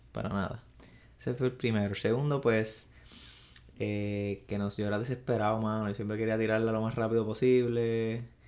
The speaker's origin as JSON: {"language": "Spanish", "town": "Arecibo", "country": "Puerto Rico", "tie": "born or raised there", "also_born_or_lived": "Mayagüez", "said": "soy natural de Arecibo. Ese, eh, esa es mi cunita, mi pueblo dorado."}